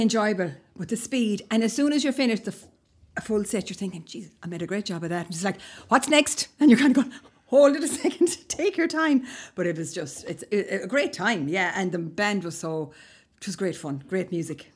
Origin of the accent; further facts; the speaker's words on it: Ballinakill, southeast Galway, Connacht, Ireland; I'm from Ballinacale, which is southeast Galway, ten miles from Loch Ray, going towards Clare